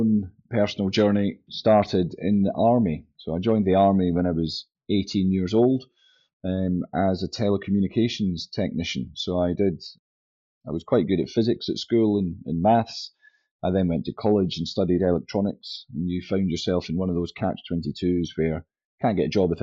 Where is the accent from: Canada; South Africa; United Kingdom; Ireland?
United Kingdom; St Andrews, Scotland; also born or lived in England / Wales / Kingsbarns / Edinburgh; Originally, I was born in St Andrews